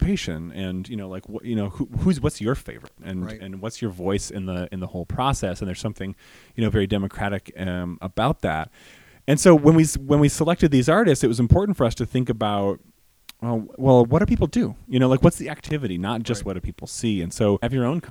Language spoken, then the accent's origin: English; Grand Rapids, Michigan, United States; I'm from Grand Rapids. I'm from here.